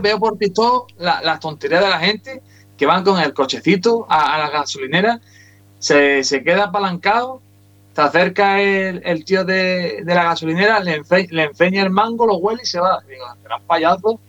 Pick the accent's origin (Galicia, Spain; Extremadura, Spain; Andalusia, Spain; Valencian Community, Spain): Andalusia, Spain; Huelva; Aquí en las Colombinas, aquí en, en mi tierra.